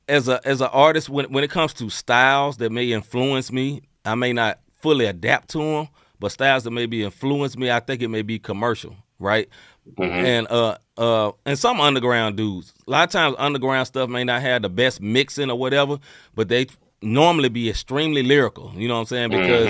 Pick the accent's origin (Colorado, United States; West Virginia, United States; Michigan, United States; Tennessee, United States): Tennessee, United States; Memphis; You know, I'm from there. You know, I'm from Memphis. I didn't love the Memphis sound.